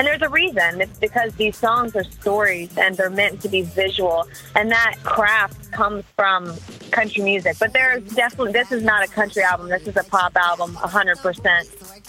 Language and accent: English; the South, United States; You know, since I grew up in the South, the first few songs that I ever wrote when I was a kid were country-leaning